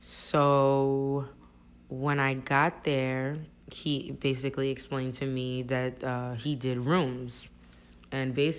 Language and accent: English; New Jersey, United States; English is a second language; also born or lived in New York / home country (unspecified); I'm from Jersey